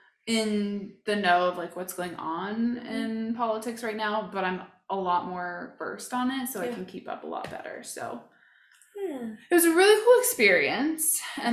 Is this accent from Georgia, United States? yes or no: no; Colorado Springs, Colorado, United States; now in Salt Lake City, United States; I was born in Colorado Springs. Colorado.